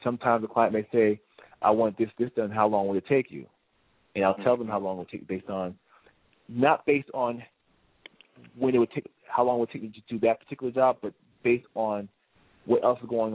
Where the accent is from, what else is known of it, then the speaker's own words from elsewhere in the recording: New Jersey, United States; moved away as an adult; now in Brooklyn, United States; I grew up in New Jersey